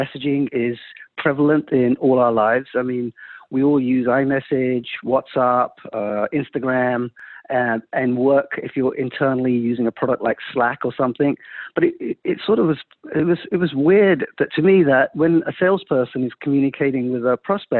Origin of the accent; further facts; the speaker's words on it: London, United Kingdom; moved away as an adult; also born or lived in India; now in Silicon Valley, United States; I was born in India, moved to London when I was three